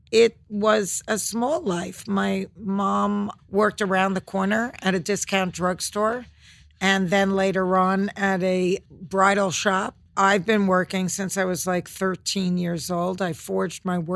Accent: New York City, New York, United States; I was raised in Flushing, Queens, in a town called Kew Garden Hills.

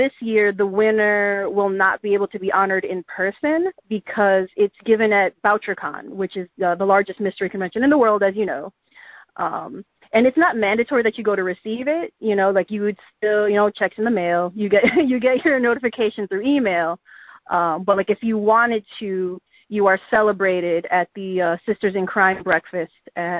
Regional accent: Chicago, Illinois, United States; born or raised there

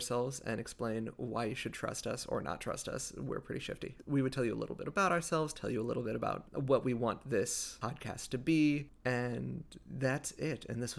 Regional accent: the South, United States; also born or lived in Israel; now in California, United States; I was raised in the South, and there wasn't as strong of a Jewish community as I think there might have been out here in California.

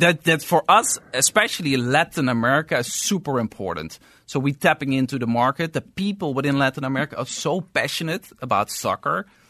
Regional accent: Amsterdam, North Holland, Netherlands; moved away as an adult; also born or lived in New York City; now in Los Angeles, United States; I'm originally, I'm from Amsterdam, so from Europe. And I moved from Europe to New York City two years ago.

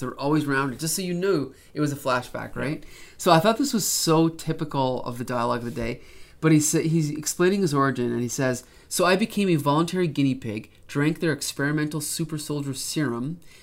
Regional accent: Canada; as a Canadian

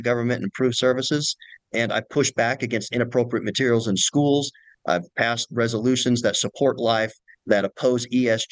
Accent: Utah, United States; I'm actually from Utah. I didn't move here to try to seek this office. I'm from elementary school to graduate school. I say I've attended Utah schools

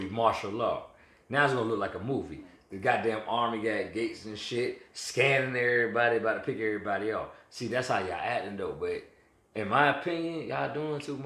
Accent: Nashville, Tennessee, United States; We grew up in Nashville together.

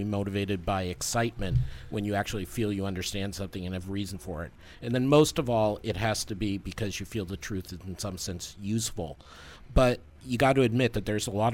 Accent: outside Boston, Massachusetts, United States; moved away; I grew up outside Boston

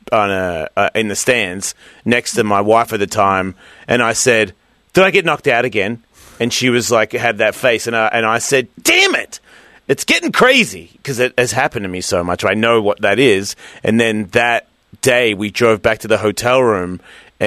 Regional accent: Australia; moved away

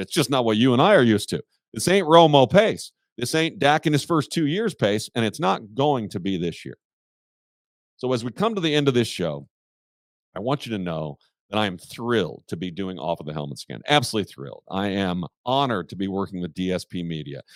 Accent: Kansas City, Missouri, United States; moved away; I'm from Kansas City

